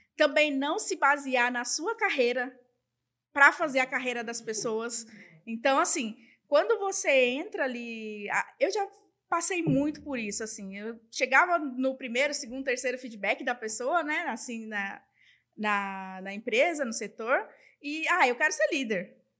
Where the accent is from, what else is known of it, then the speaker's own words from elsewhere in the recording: Northeast Region, Brazil; Eu sou nordestina e eu tenho muito orgulho disso